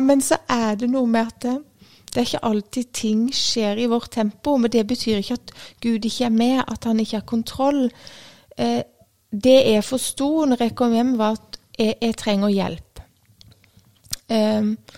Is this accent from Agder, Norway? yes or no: yes; Grimstad, Agder, Norway; also born or lived in Tromøya; Jeg er eh, fra Grimstad. Jeg eh, ble født på Tromøya, men jeg har bodd i Grimstad fra jeg var ett og et halvt år.